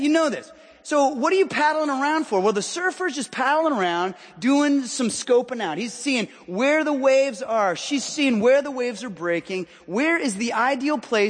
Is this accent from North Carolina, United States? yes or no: no; Southern California, United States; now in Washington, United States; I hail from Southern California